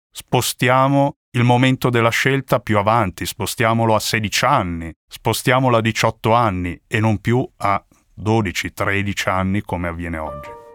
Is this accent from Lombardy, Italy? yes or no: yes; Milan, Lombardy, Italy; crescendo a Milano